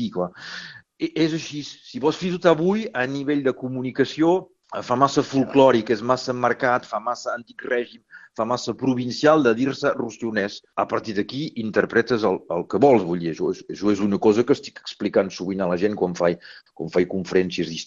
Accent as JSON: {"language": "Catalan", "region": "Occitania", "country": "France", "said": "Jo sóc un català del nord, vull dir, tinc coses estric, estrictament d'aquí i hi deu haver un munt de gent que deu sentir la mateixa cosa."}